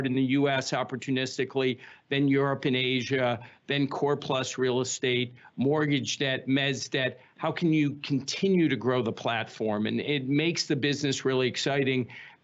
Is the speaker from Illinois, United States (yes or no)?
yes; Chicago, Illinois, United States; moved away as an adult; also born or lived in Pennsylvania; I grew up in suburban Chicago